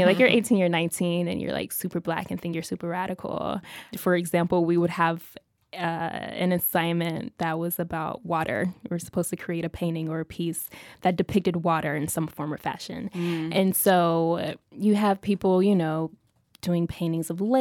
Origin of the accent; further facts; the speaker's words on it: Oklahoma City, Oklahoma, United States; moved away; also born or lived in Philadelphia; I am originally from Oklahoma City.